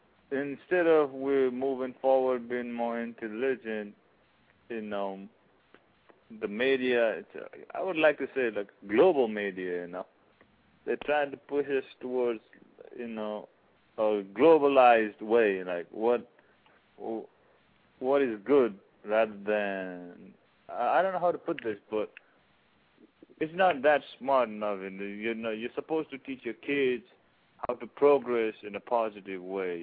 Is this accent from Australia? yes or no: no; Nepal